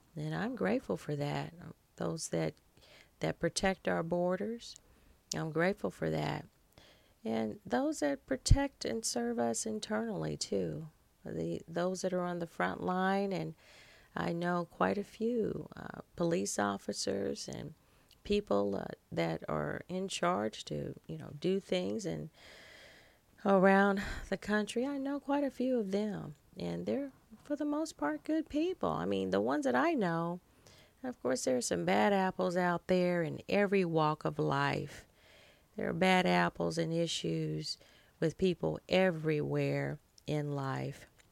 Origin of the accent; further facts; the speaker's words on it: United States; our native land, uh, the great United States of America